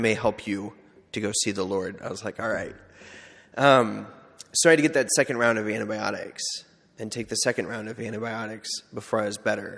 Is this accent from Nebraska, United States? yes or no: yes; McCook, Nebraska, United States; born or raised there; moved away as an adult; also born or lived in Seward